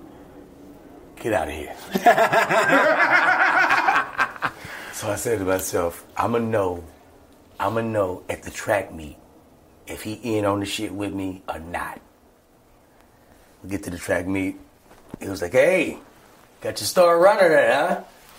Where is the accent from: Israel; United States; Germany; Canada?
United States; Alexandria, Virginia; Alexandria, my hometown